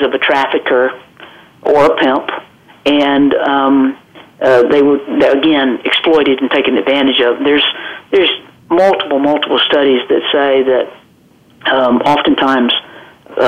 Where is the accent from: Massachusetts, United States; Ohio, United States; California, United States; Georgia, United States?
Georgia, United States; South; accent: southern drawl; moved away as an adult; also born or lived in Florida; now in Watertown, South Dakota, United States; I'm a Southern girl, and I'm born and raised in Georgia